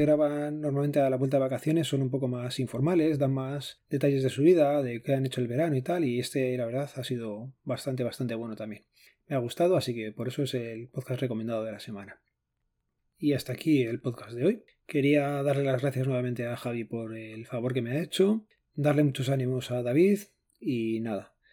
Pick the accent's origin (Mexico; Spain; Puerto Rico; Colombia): Spain